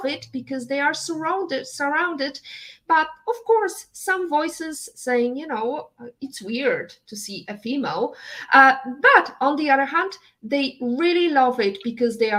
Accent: Poland; moved away; I'm coming from, Eastern Europe. I was raised and born in Poland.

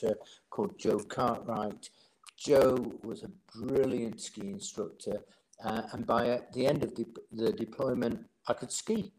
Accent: Doncaster, Yorkshire and the Humber, United Kingdom; moved away; I grew up in Doncaster

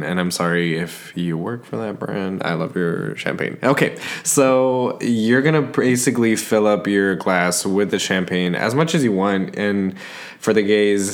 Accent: San Antonio, Texas, United States; I'm from San Antonio, Texas

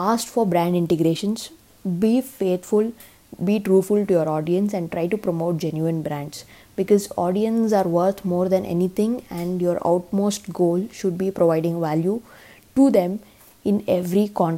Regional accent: India; as an Indian

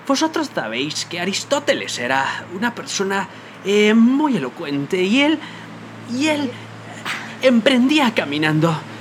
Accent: Guatemala

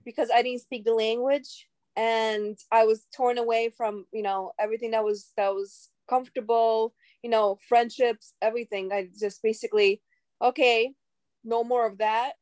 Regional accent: New York City, New York, United States; also born or lived in Khabarovsk, Russia; I grew up in Brooklyn, New York, and I am originally from Russia.

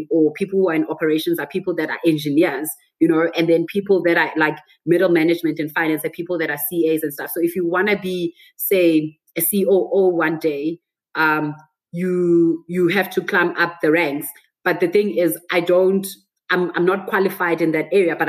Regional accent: Johannesburg, Gauteng, South Africa; also born or lived in Botswana; I'm from Joburg

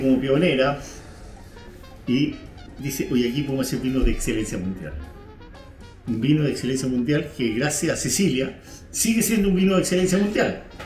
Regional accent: Chile

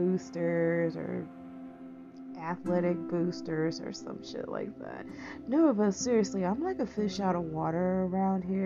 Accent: East Texas, United States; being a Texan, I'm a fifth generation Texan, and. And then, like, being, like, raised in a very small East Texas town

